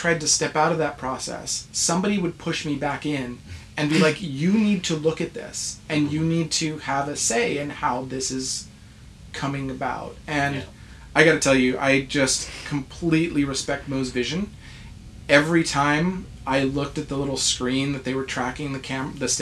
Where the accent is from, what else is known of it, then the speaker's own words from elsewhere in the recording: Albuquerque, New Mexico, United States; moved away; I was raised in New Mexico, in Albuquerque, in the States